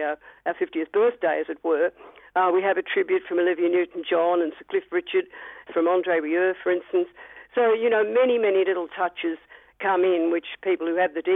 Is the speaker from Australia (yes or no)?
yes; Australia; we were Australian